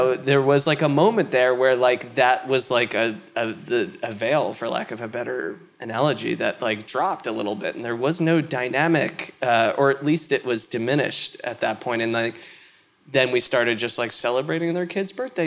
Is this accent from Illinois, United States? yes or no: no; New York, United States; I am from New York